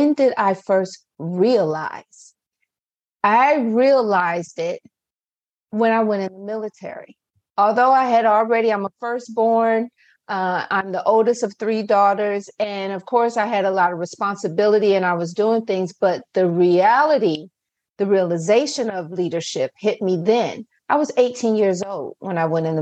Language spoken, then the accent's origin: English; Akron, Ohio, United States; moved away as an adult; now in Owings Mills, United States; although I reside right now in Owings Mills, Maryland, I'm originally from Akron, Ohio